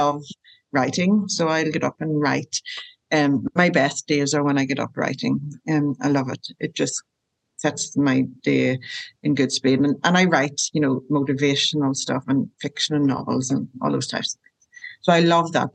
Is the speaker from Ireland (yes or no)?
yes; Ireland; moved away as an adult; now in Rockingham, Australia; I'm from Ireland and I live in Australia and have done for 14 years